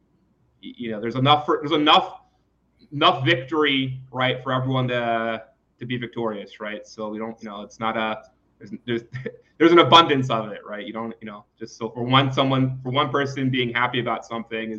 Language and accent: English; Philadelphia, Pennsylvania, United States; growing up in West Philadelphia